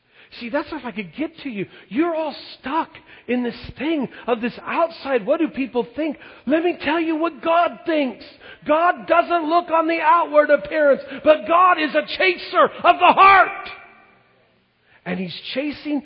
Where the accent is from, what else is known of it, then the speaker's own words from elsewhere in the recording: Longview, Washington, United States; I grew up in Longview, and as a kid, we played all the Vancouver schools in sports